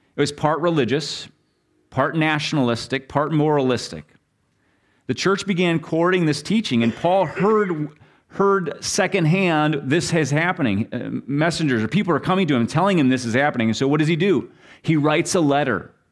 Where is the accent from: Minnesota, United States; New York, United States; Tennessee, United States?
Minnesota, United States; I'm from Minnesota and all the lakes